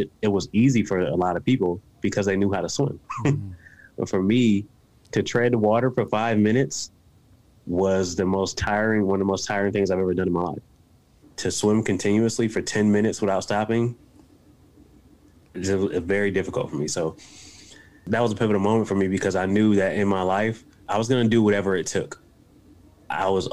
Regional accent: Buffalo, New York, United States; now in West Virginia, United States; I'm from a rough area and on the east side of Buffalo, New York.

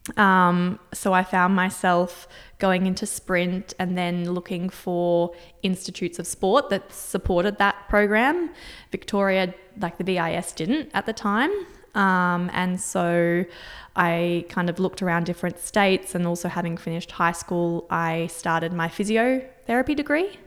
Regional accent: Singapore; moved away; I was born and grew up in Singapore.

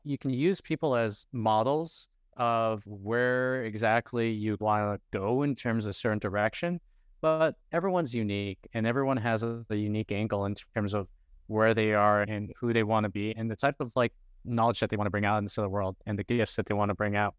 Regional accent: Toronto, Ontario, Canada; also born or lived in Philippines; I'm actually from Canada. I'm from Toronto

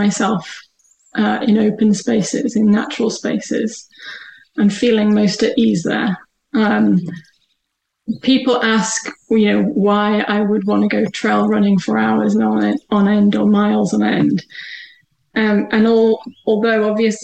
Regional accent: the Northwest, North West England, United Kingdom; moved away as an adult; I'm originally from the Northwest.

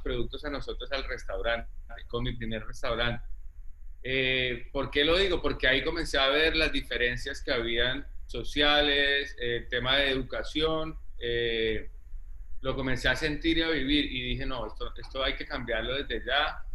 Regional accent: Ibagué, Tolima, Colombia; moved away as an adult; also born or lived in Spain; now in Cartagena, Colombia; yo nací en Ibagué, eh, luego me fui, viví toda mi infancia, digamos, en Ibagué

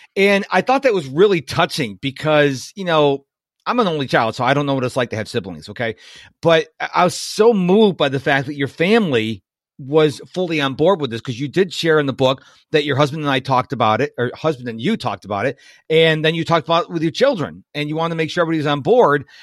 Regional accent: United States; I was born in America.

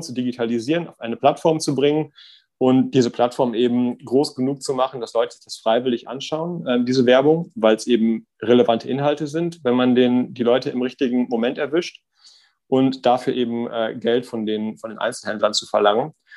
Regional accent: Davensberg, North Rhine-Westphalia, Germany; moved away as an adult; also born or lived in Münster / Mannheim; bin da aufgewachsen in einem Dorf, das heißt Davensberg, 1800 Einwohner

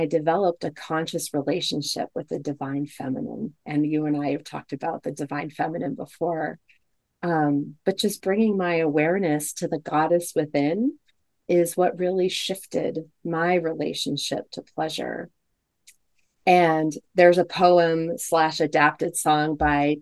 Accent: United States; growing up in the United States and also being raised Catholic

